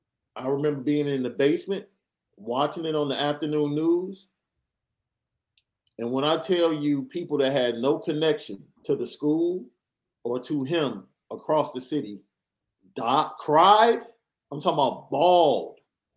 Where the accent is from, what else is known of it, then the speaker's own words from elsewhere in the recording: Chicago, Illinois, United States; I'm from Chicago